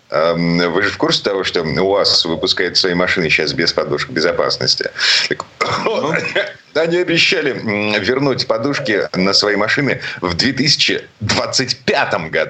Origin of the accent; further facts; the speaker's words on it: Saint Petersburg, Russia; из Петербурга